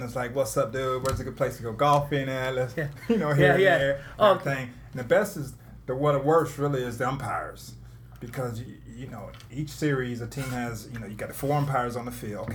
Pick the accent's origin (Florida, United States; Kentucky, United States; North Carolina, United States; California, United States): Florida, United States; Tampa; I grew up here in Tampa, Florida. Born and raised here in Tampa, down south